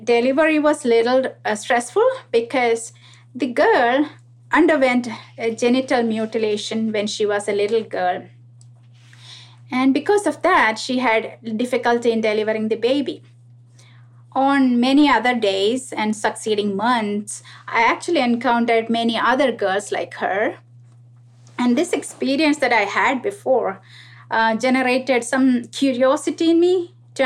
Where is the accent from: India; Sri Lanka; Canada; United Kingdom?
India; moved away as an adult; also born or lived in Middle East; now in Nashville, United States; I was born and brought up in India, and I graduated from medical school back there